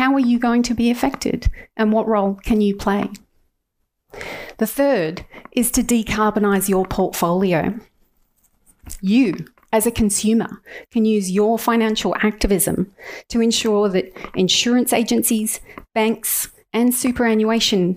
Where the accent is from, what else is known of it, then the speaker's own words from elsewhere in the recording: Australia; As Australian citizens